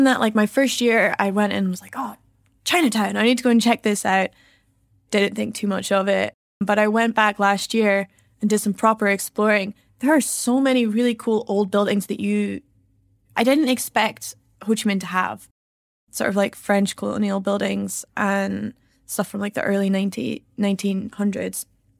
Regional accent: Edinburgh, Scotland, United Kingdom; Well, I'm not from Glasgow. I'm from Edinburgh. So, slightly different.

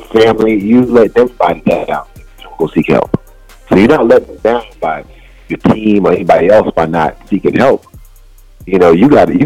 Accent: New York, United States; Being a New Yorker

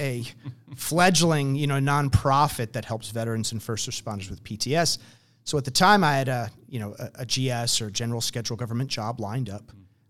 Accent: New Jersey, United States; You know, but no, I grew up in New Jersey. I wrestled in high school.

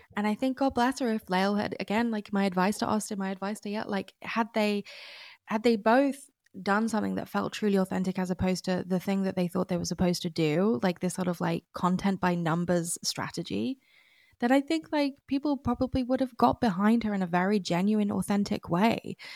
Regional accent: United Kingdom; as a British person

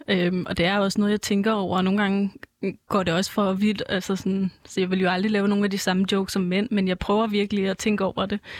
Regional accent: Copenhagen, Capital Region of Denmark, Denmark; Jeg bor i København, og jeg er fra København

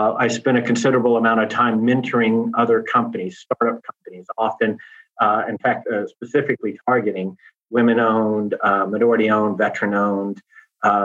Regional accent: Louisiana, United States; moved away; also born or lived in Texas; born and raised in Louisiana, raised in Texas, an LSU boy

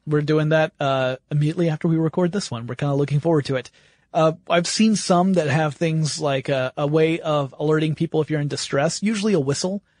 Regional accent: the South, United States; I grew up in the South

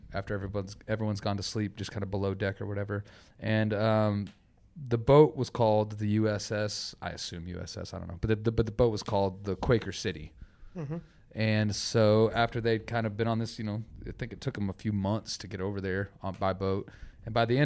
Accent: Amarillo, Texas, United States; moved away; also born or lived in Fort Worth; I'm from Amarillo

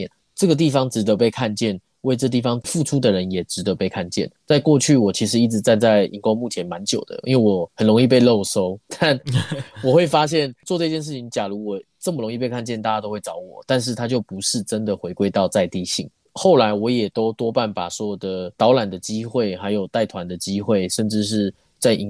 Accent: New Taipei, Taiwan; now in Taichung, Taiwan; 我自己本身不是台中人，我是新北人。

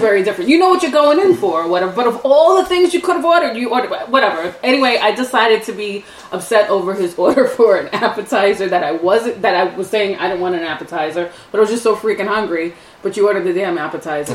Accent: New York City, New York, United States; moved away as an adult; now in upstate New York, United States; We're from New York. We're from the city. I'm from Staten Island.

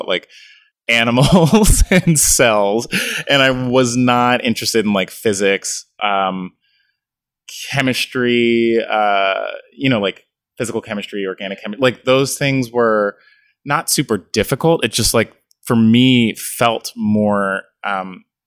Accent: Philadelphia, Pennsylvania, United States; also born or lived in Pittsburgh; I grew up born and raised in Philadelphia, and that was, you know, I've never moved

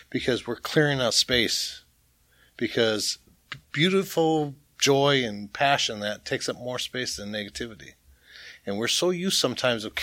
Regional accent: Boston, Massachusetts, United States; I'm from Boston, Massachusetts.

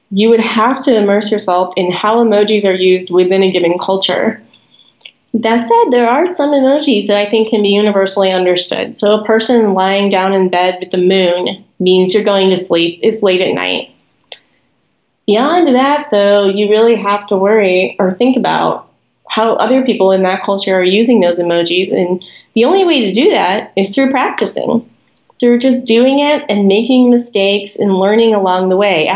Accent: United States; I am an American

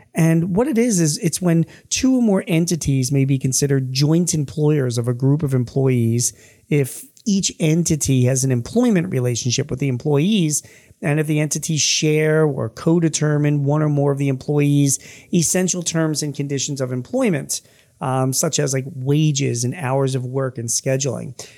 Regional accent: Philadelphia, Pennsylvania, United States; my hometown

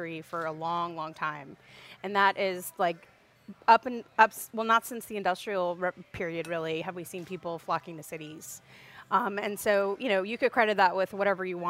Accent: Opelousas, Louisiana, United States; also born or lived in Portland, Oregon / Lafayette, Louisiana; I'm from Opelousas. I moved away to Portland, Oregon, and moved back in 2010

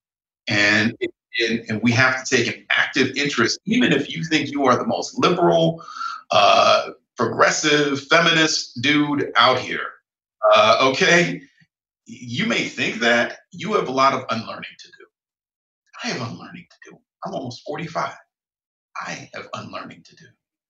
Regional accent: Northern Ohio, United States; where I grew up in Northern Ohio

